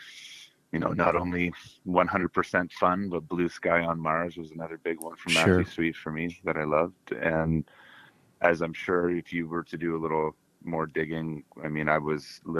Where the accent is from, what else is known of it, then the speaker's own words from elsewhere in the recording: Oshawa, Ontario, Canada; I was working on the air in my hometown of Oshawa, Ontario